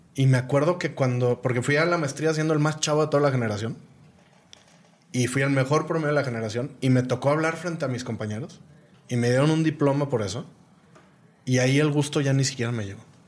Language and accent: Spanish; Guadalajara, Jalisco, Mexico; moved away as an adult; also born or lived in Mexico City / Mali / Burkina Faso / Senegal; yo ya estaba viviendo en Ciudad de México, soy de Guadalajara, me encanta Guadalajara